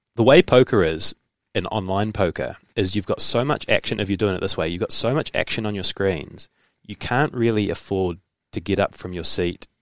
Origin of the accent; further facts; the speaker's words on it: New Zealand; also born or lived in Hamilton, New Zealand; I bounced back to New Zealand